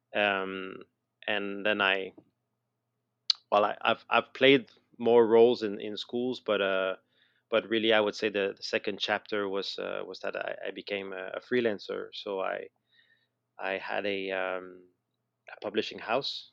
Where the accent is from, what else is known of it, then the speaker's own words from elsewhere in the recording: Montreal, Quebec, Canada; moved away as an adult; now in Billund, Denmark; you might have noticed I have, still have a little accent, I guess, uh, so I'm from, I'm from Montreal, I'm from Canada